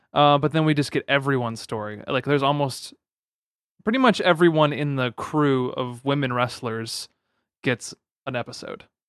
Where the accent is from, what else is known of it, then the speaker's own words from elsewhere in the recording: United States; that's being American